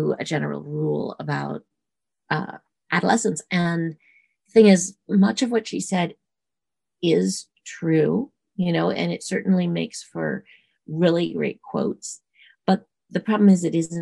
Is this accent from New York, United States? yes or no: yes; New York City, New York, United States; I grew up in New York City